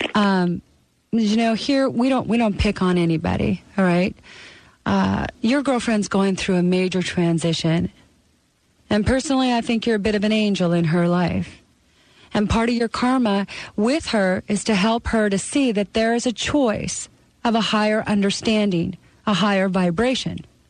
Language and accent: English; Canada; born or raised there; now in United States